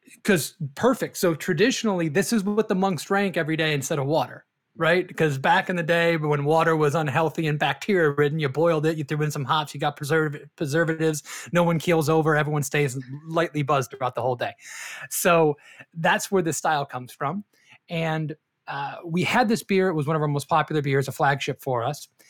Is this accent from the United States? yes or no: yes; Detroit, Michigan, United States; moved away as an adult; now in Florida, United States; I am from Detroit originally